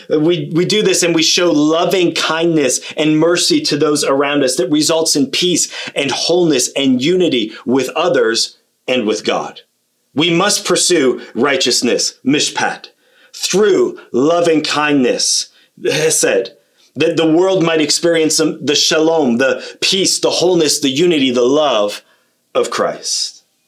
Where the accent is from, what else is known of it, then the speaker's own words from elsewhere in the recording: Kitchener, Ontario, Canada; also born or lived in Australia / Sweden; I grew up in Kitchener Waterloo